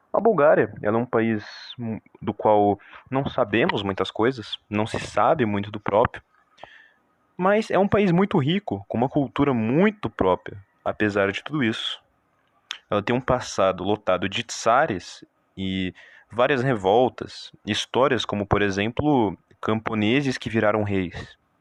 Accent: Brazil; nós brasileiros

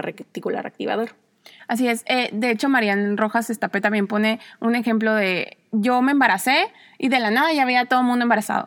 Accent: Mexico; moved away as an adult; also born or lived in Spain / Mexico City / Cuernavaca; soy mexicana

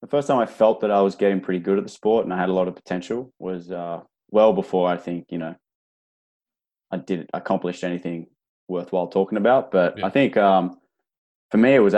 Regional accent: Australia

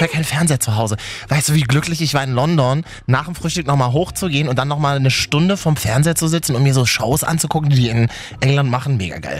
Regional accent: Berlin, Germany; als Berliner

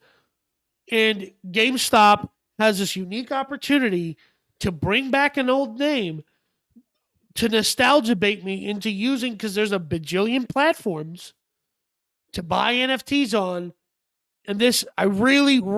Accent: Minnesota, United States; I grew up in Minnesota, so obviously I had snow boots.

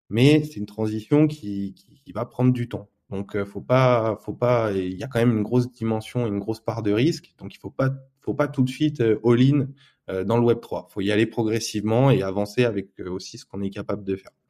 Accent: France; je vais parler en tant que en tant que Français qui monte une boîte crypto en France.

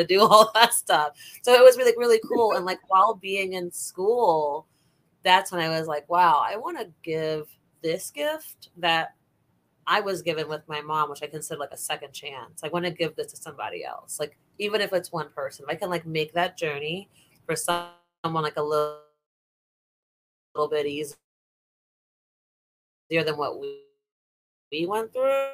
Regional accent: New York City, New York, United States; also born or lived in Bronx, New York; now in Orlando, United States; I was born in Bronx Lebanon Hospital, but raised in Brooklyn mainly.

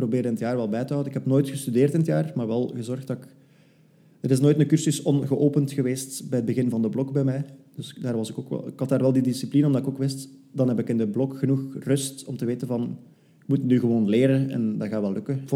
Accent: Flanders, Belgium; now in Brussels, Belgium; Ik ben afkomstig uit West-Vlaanderen, maar ik probeer dat zo goed mogelijk te verbergen. Ik heb eh, in Leuven gestudeerd en nu woon ik ondertussen ook al bijna twee jaar in Brussel.

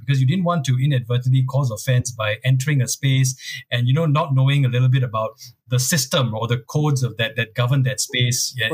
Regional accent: Singapore; growing up in Singapore for in the early mid-80s

